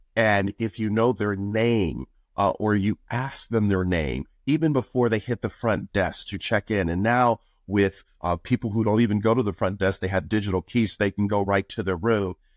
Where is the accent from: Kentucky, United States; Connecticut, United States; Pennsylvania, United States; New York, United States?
New York, United States; Buffalo; moved away as an adult; also born or lived in Florida; I was born in Buffalo, New York, which is the third poorest city in the United States